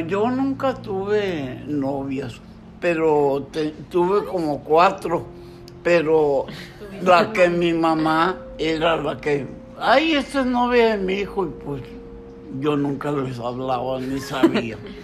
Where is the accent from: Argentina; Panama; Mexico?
Mexico; Matamoros, Tamaulipas; Yo nací el 9 de junio de 1938 y tuve uso de razón a los siete años de vida, o sea, 1945. En ese tiempo se acababa la Segunda Guerra Mundial y en Matamoros era un tiempo, un auge del algodón